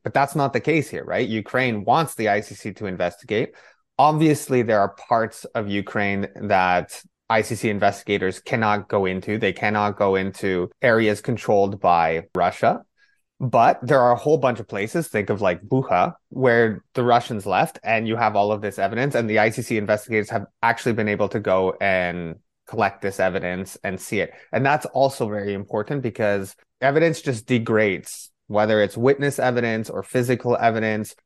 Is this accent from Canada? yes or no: yes; Canada; my family is originally from Poland. The way that I grew up, especially in, in Canada